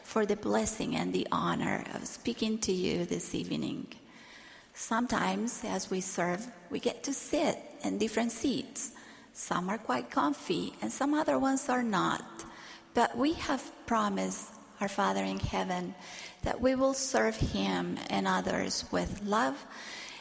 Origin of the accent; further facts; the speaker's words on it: Argentina; Victoria was one of the primary teachers in my branch while I was growing up in Argentina